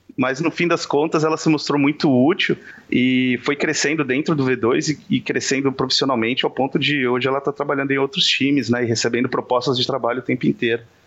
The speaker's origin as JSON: {"language": "Portuguese", "town": "Diadema", "region": "São Paulo", "country": "Brazil", "moved": "yes", "lives_now": "Florianópolis, Brazil", "said": "sou de Diadema, de São Paulo"}